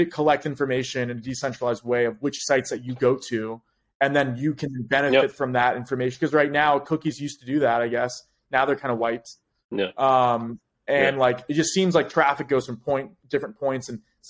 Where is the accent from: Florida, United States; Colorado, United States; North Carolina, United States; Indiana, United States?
Florida, United States; Orlando; I'm from Orlando, from Florida.